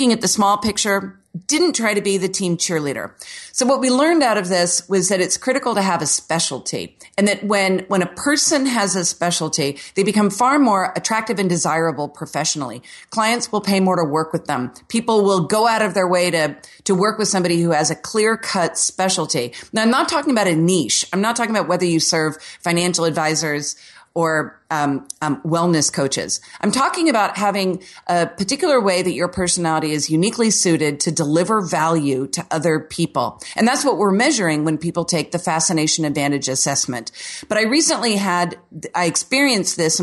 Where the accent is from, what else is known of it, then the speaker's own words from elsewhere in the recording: Orlando, Florida, United States; I'm from Orlando where the city was basically settled by Walt Disney in the 60s and 70s. So here, everything is like a square Florida home